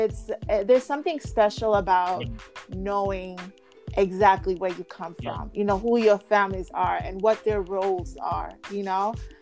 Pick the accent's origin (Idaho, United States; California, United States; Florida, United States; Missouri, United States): California, United States; Sacramento; now in Los Angeles, United States; growing up in Sacramento